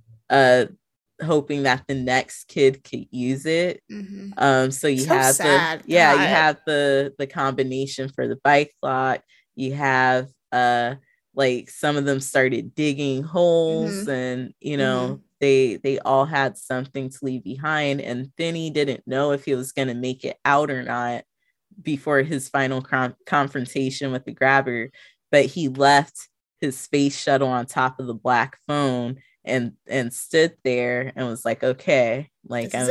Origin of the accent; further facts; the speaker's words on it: Riverside, California, United States; growing up in Riverside was very similar